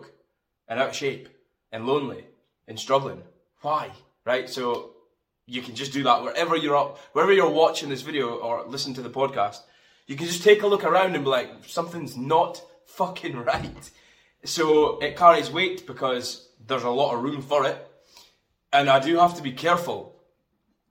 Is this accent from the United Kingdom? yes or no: yes; Fraserburgh, Scotland, United Kingdom; now in Aberdeen, United Kingdom; I come from Scotland, northeast of Scotland. I'm from Fraserburgh, and I live in a city called Aberdeen.